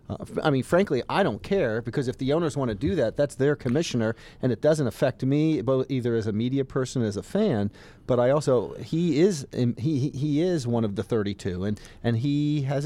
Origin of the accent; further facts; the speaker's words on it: Northeast, United States; also born or lived in South, United States; And I'm from the Northeast and the South.